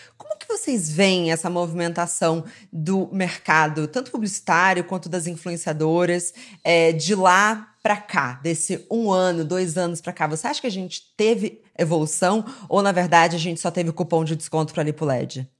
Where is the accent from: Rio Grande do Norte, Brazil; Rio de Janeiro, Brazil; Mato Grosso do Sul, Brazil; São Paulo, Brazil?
Rio de Janeiro, Brazil; eu cresci no Rio